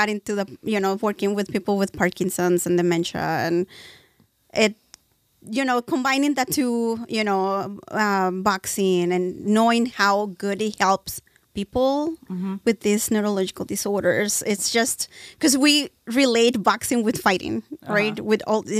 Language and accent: English; Texas, United States; now in California, United States; Well, I'm originally from Texas, but I moved here a long, long time ago, and my whole family is Mexican. Mm-hmm. So I was raised there and here, which is weird.